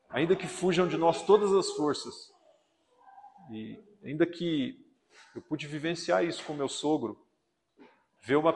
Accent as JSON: {"language": "Portuguese", "town": "Iretama", "region": "Paraná", "country": "Brazil", "tie": "born or raised there", "said": "na cidade de Iretama, onde eu nasci"}